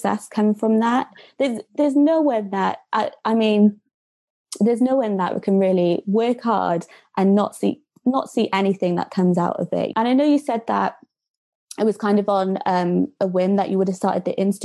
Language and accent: English; Cardiff, Wales, United Kingdom; moved away as an adult; now in Birmingham, United Kingdom; I'm originally from Cardiff